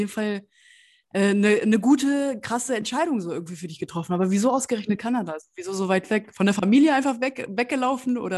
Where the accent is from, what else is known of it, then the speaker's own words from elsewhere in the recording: Hannover, Lower Saxony, Germany; auch ich bin in Hannover geboren und aufgewachsen.